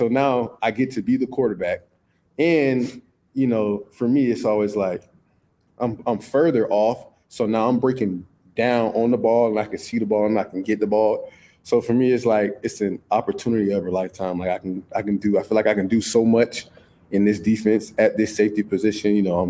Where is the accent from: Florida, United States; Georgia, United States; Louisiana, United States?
Florida, United States; St. Petersburg; So it was, in growing up in St. Pete, it was hard.